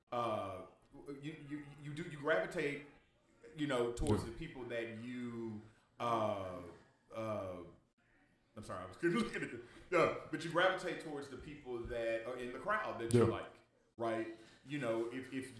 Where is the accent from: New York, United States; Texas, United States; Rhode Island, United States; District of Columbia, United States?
Texas, United States; Dallas; growing up in Oak Cliff